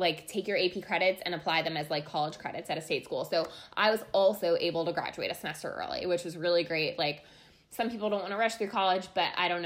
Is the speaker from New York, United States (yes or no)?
yes; Long Island, New York, United States; I'm from Long Island, where Courtney's from. As she mentioned, we met in high school